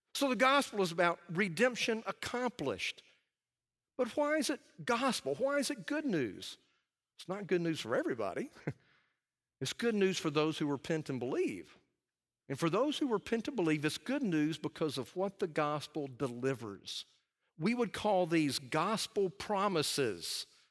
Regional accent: Alabama, United States; I'm from Alabama

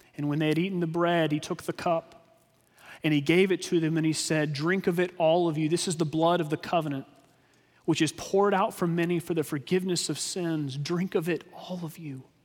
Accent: Texas, United States; we grew up in Texas

